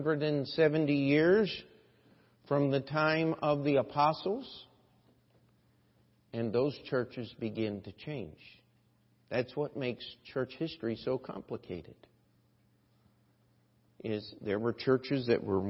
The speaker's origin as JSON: {"language": "English", "country": "United States", "said": "as an American"}